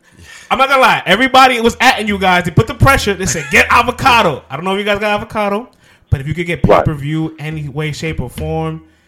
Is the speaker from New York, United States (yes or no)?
yes; New York City, New York, United States; We're from the Bronx.